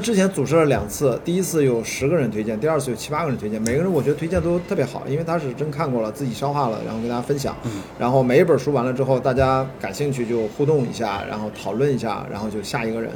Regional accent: Qingdao, Shandong, China; moved away as an adult; also born or lived in Beijing; 我就是一个青岛长大的一个十八岁都在青岛，然后就去北京读电影学院，本科研究生都在电影学院

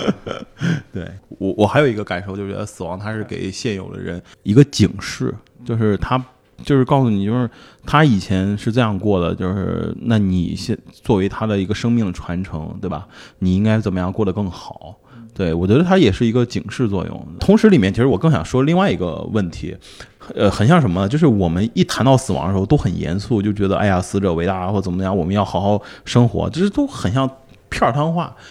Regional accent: Shandong, China; 我也是山东人

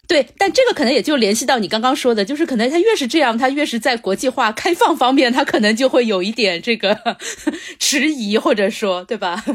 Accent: Shanghai, China; 我们中国人，或者说上海人

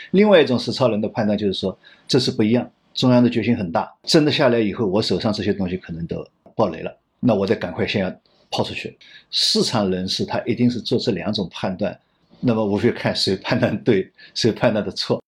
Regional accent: China; 我们中国人讲的一个度是很重要的

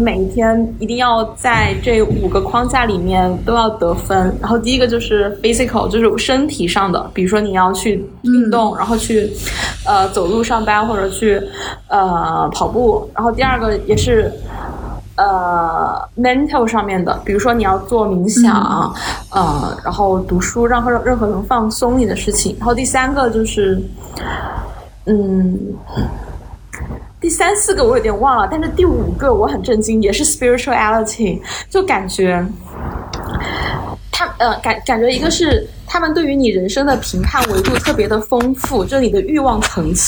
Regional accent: China; 尤其是我们就是东亚人，特别是中国这么一个从小生活在无宗教信仰的社会环境氛围下面里的人

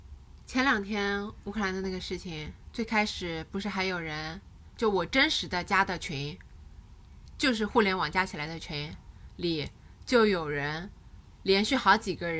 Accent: Hangzhou, Zhejiang, China; 在杭州，我高中那就是二零零七年、二零零六年的样子。

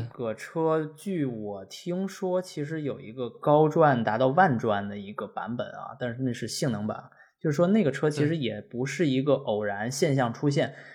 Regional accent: Tianjin, China; moved away as an adult; now in United Kingdom; 我们天津人

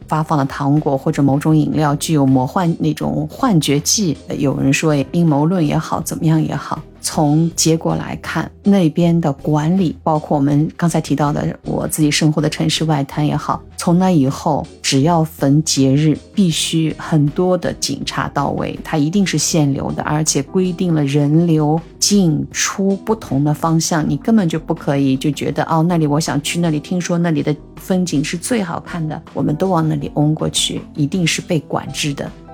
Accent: China; 我们中国人为什么要过洋节

